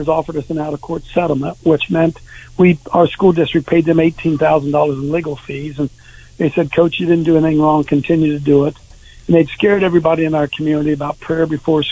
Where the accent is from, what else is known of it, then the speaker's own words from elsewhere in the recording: Columbus, Ohio, United States; I'm from Columbus, Ohio